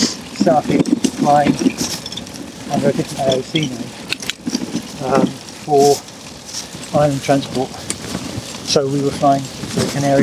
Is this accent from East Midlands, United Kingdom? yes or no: no; Bonnybridge, Scotland, United Kingdom; moved away as an adult; also born or lived in London / Kingston upon Thames; now in Malta; I was born in Scotland. Right. Bonny Bridge.